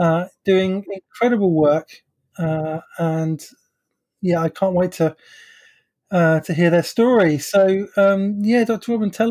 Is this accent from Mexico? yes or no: no; London, United Kingdom; I'm from London